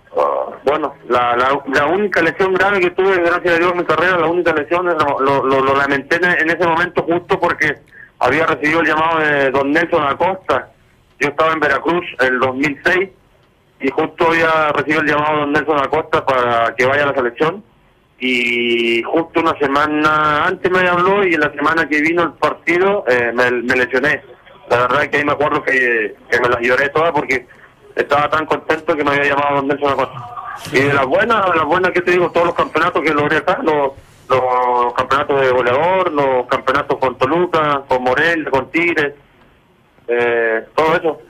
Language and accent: Spanish; Purranque, Los Lagos, Chile; moved away as an adult; also born or lived in Mexico; now in Monterrey, Mexico; yo soy chileno, yo amo mi país, amo mi pueblo, Porrenque